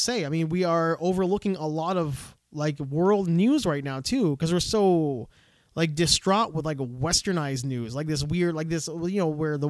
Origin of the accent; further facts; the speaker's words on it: Canada; We're Canadian.